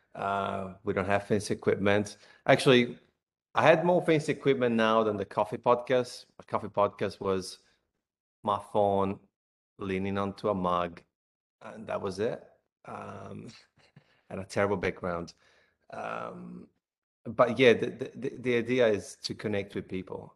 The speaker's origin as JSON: {"language": "English", "country": "Italy", "moved": "as an adult", "lives_now": "Australia", "said": "I'm from Italy"}